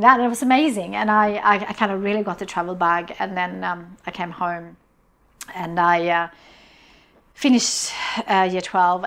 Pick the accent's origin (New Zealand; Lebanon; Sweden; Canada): Sweden; I grew up in Sweden in a on, in, on a farm